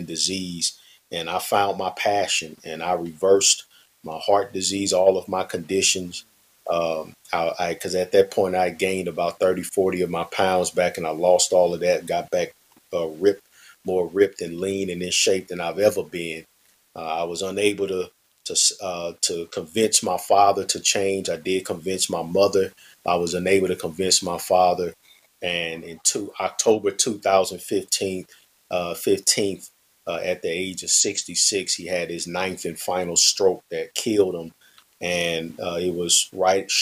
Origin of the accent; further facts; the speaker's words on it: St. Louis, Missouri, United States; born and raised in St. Louis, Missouri.